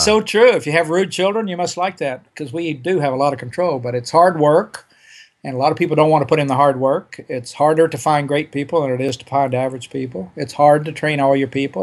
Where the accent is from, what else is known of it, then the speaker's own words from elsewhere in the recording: Oklahoma, United States; I grew up in Oklahoma in the forties and fifties